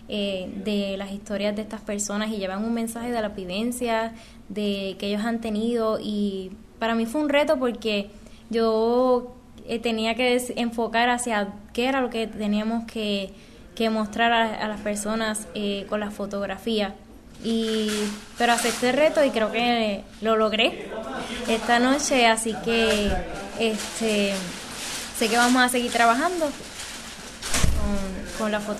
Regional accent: Guánica, Puerto Rico; Soy natural de Guánica.

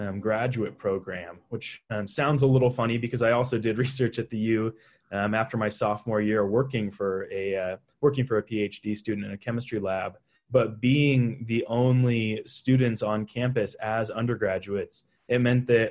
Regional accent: Boise, Idaho, United States; moved away as an adult; also born or lived in Middlebury, Vermont; now in Utah, United States; I grew up in Boise, Idaho

